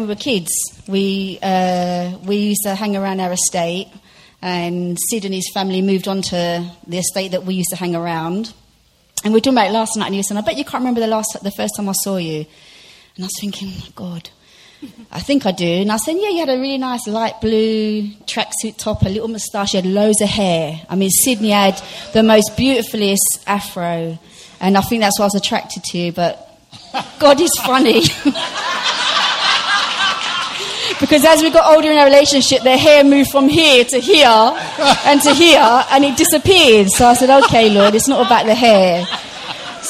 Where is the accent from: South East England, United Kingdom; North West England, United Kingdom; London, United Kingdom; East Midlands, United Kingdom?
London, United Kingdom; I grew up in Brixton